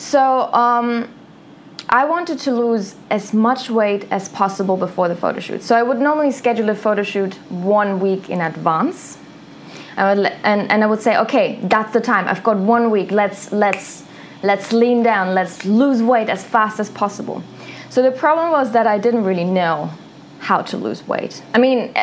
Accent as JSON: {"language": "English", "region": "a small town in southern Germany", "country": "Germany", "tie": "born or raised there", "said": "I am from a small town in Germany, from southern Germany. And in my hometown, most girls, they marry young."}